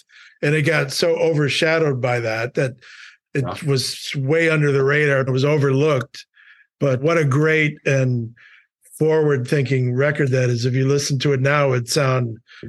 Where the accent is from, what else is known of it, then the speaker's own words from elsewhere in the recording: Milwaukee, Wisconsin, United States; Just growing up in Milwaukee, again, it's just down the road.